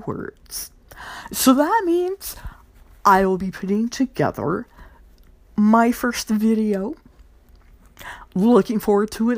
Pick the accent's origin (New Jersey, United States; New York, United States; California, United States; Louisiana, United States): Louisiana, United States; my home state, Louisiana